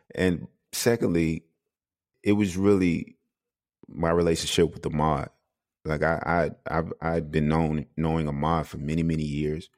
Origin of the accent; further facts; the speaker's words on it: South Carolina, United States; moved away as an adult; now in Denmark; I'm, I'm from South Carolina